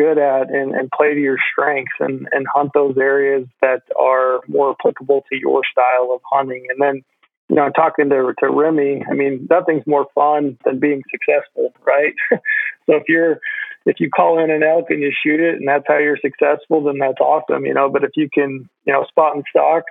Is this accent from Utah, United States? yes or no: yes; Utah, United States; growing up in Utah, where our elk hunt, is early